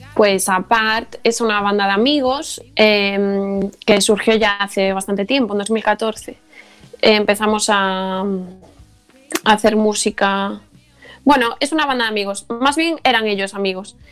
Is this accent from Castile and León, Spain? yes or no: no; Carballo, Galicia, Spain; somos todos de Carvalho